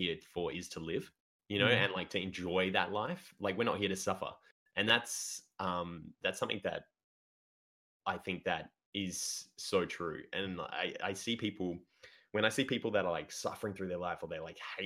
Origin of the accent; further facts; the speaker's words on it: Australia; we are Australian, all of us.